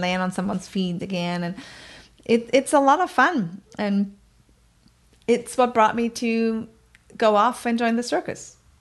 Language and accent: English; countryside outside of Bremen, Germany; English is a second language; moved away; I grew up on the countryside outside of Bremen, which is in northern Germany